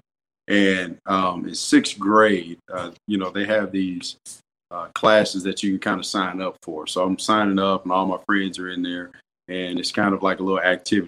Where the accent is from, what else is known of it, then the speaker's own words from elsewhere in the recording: Madison, Mississippi, United States; I grew up in Madison, Mississippi